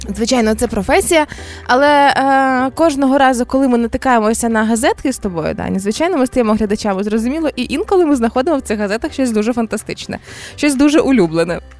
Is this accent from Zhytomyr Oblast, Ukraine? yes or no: yes; Zhytomyr, Zhytomyr Oblast, Ukraine; у нас в дитинстві в Житомирі